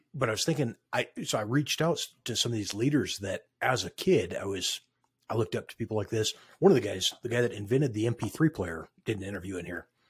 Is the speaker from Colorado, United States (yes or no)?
yes; Craig, Colorado, United States; also born or lived in Westminster, Colorado; now in Grand Junction, United States; grew up in Craig, Colorado